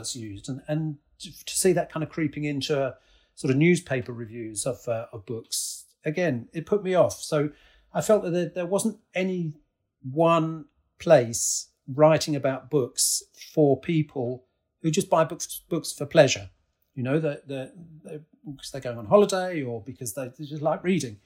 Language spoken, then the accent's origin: English; Newton, East of England, United Kingdom; moved away as an adult; also born or lived in Spain / United States; I grew up just outside of Cambridge in a small village just to the south of Cambridge called Newton